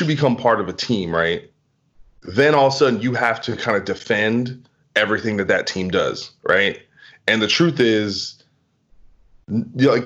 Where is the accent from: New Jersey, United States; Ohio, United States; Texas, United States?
New Jersey, United States; now in Los Angeles, United States; I'm from New Jersey and I'm from the two, and I live in LA now